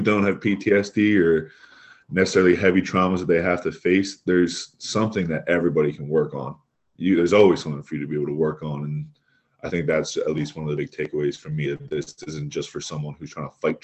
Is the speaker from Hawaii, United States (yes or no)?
no; Philadelphia, Pennsylvania, United States; I'm from Philadelphia